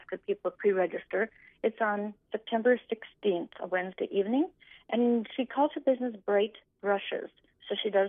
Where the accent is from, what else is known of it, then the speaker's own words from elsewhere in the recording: Leeds, North Dakota, United States; moved away as an adult; also born or lived in Concordia; now in Stephen, United States; I grew up on a farm at Leeds, North Dakota